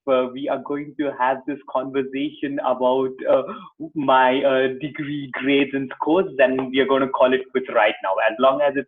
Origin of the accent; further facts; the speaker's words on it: Bangalore, Karnataka, India; moved away as an adult; now in Berlin, Germany; I was born and brought up in Bangalore, spent 32 years of my life in Bangalore